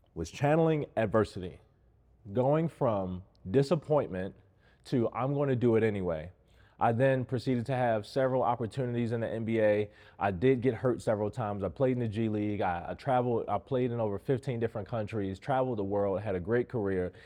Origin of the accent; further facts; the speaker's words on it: Baltimore, Maryland, United States; I grew up in Baltimore in a single family home.